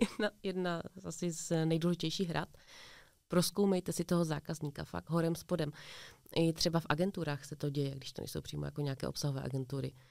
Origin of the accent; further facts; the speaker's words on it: Ostrava, Moravian-Silesian Region, Czechia; My jsme z Ostravy